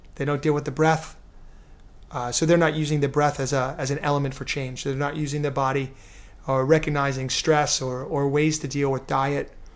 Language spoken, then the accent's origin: English; New York City, New York, United States; I'm from New York City, you know, very cynical guy, uh, in my earlier years